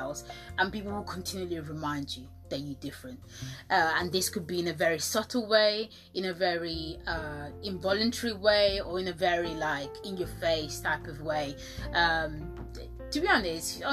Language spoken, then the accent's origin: English; Italy; moved away; I was born in Italy and I spent quite a long time in Italy.